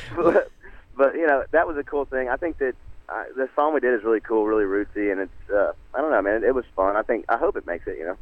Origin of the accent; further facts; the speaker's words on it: Nashville, Tennessee, United States; growing up in Nashville, man, the, that love of a country twist on a on a line and a story